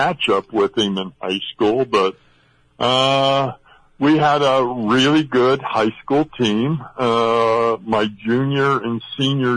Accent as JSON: {"language": "English", "region": "Northern California", "country": "United States", "tie": "born or raised there", "said": "I grew up in California, in Northern California"}